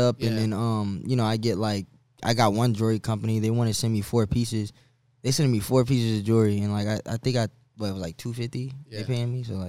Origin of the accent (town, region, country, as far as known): Tampa, Florida, United States; born or raised there